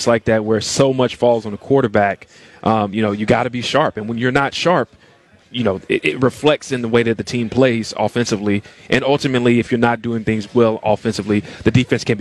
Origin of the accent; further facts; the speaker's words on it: Tennessee, United States; moved away as an adult; I grew up in Tennessee